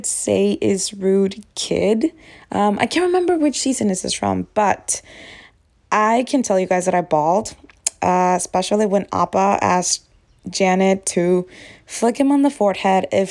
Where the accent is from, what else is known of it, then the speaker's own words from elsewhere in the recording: Texas, United States; I'm from Texas.